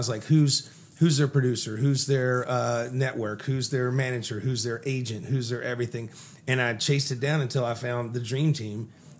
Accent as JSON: {"language": "English", "town": "Fort Worth", "region": "Texas", "country": "United States", "tie": "born or raised there", "said": "I was born in Fort Worth, and I was a poor white child."}